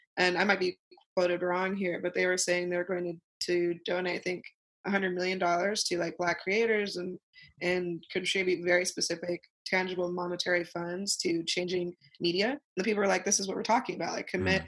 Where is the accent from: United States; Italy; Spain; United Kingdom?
United States; Ogden, Utah; I'm from Ogden, Utah. It's a kind of rural place.